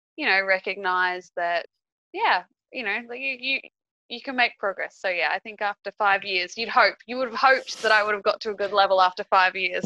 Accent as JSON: {"language": "English", "country": "Australia", "moved": "as an adult", "lives_now": "Peru", "said": "I live in Peru. I'm I'm Australian, but I've I've been living here for for five years"}